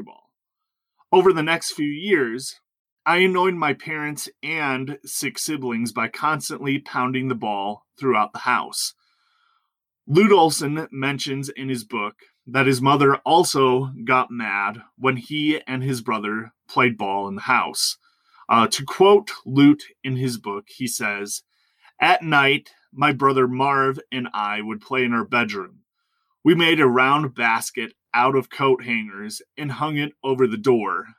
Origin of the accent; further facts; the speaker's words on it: Wisconsin, United States; my experience growing up in Wisconsin